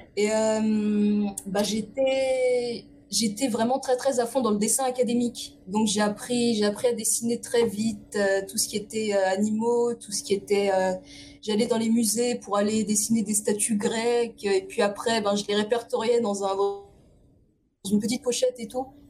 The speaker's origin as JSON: {"language": "French", "town": "Évry-Courcouronne", "region": "Île-de-France", "country": "France", "tie": "born or raised there", "also_born_or_lived": "Paris", "said": "je suis née dans une cité qui c'est c'est Évry-Courcouronne"}